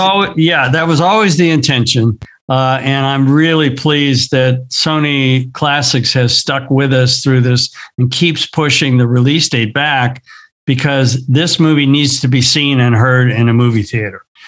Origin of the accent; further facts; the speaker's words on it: Southern California, United States; I grew up here in Southern California. I grew up in the surf scene.